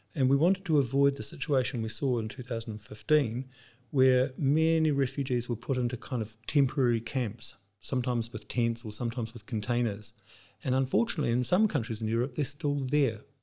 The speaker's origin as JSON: {"language": "English", "country": "New Zealand", "tie": "born or raised there", "moved": "as an adult", "lives_now": "Switzerland", "said": "My background is that I grew up in New Zealand, but with this job, we have our headquarters based in Switzerland, so I'm now based there"}